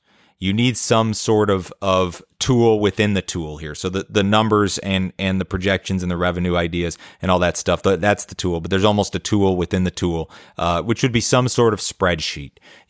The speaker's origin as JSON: {"language": "English", "town": "Chicago", "region": "Illinois", "country": "United States", "tie": "born or raised there", "moved": "yes", "lives_now": "Tennessee, United States", "said": "But since I moved to Tennessee from Chicago, where I grew up, I fished a lot more"}